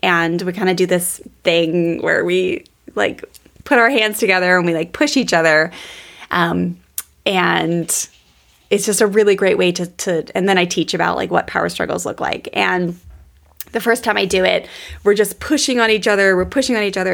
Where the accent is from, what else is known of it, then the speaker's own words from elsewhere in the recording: Columbia, Maryland, United States; there was a cookie place in the Columbia Mall where I grew up in Maryland